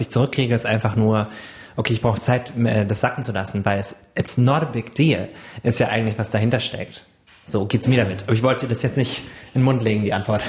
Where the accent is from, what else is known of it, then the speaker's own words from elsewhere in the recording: Wiesbaden, Hesse, Germany; in Wiesbaden, wo ich herkomme